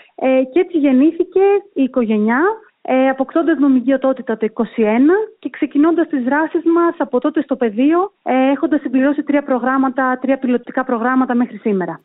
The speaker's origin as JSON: {"language": "Greek", "country": "Greece", "also_born_or_lived": "London, United Kingdom / Brussels, Belgium / Athens, Greece", "moved": "as an adult", "lives_now": "United Arab Emirates", "said": "Εγώ είμαι προϊόν της γενιάς του Brain Drain στην Ελλάδα"}